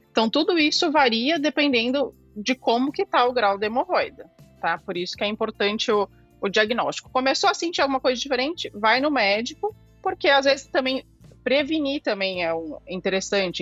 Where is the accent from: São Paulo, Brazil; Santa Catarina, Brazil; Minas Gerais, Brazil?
São Paulo, Brazil; Sou aqui de São Paulo, fui formada na Santa Casa de São Paulo.